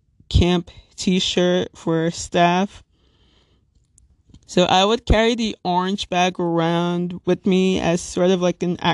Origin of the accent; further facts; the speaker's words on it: Little Ferry, New Jersey, United States; I am 25 years old and I'm from Little Ferry, New Jersey